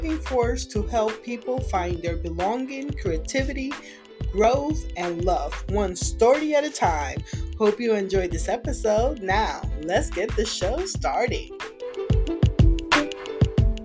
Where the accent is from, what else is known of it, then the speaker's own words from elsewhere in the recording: Puerto Rico; first language Spanish; English is a second language; moved away; Soy de Puerto Rico